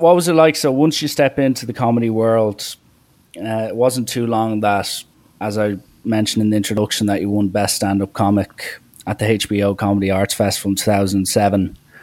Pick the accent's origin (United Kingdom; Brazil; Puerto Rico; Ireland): Ireland; I'm Irish.